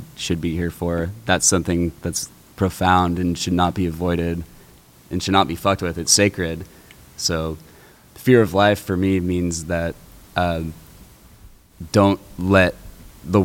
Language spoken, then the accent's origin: English; Rohnert Park, California, United States; I grew up in Runner Park, so I did.